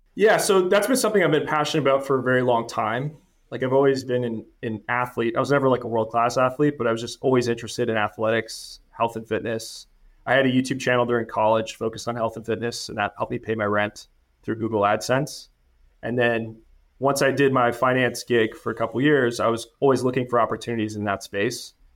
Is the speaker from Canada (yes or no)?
yes; Canada; moved away as an adult; now in United States; I'm originally from Canada, studied finance, got the C F A, uh, right out of school in Canada.